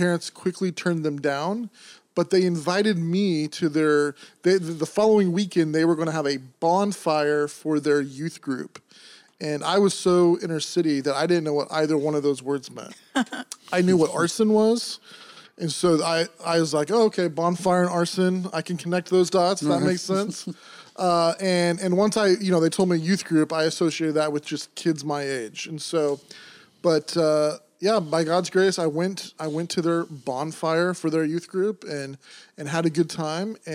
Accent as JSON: {"language": "English", "town": "Seattle", "region": "Washington", "country": "United States", "tie": "born or raised there", "moved": "yes", "lives_now": "New Bedford, United States", "said": "born and raised in downtown Seattle"}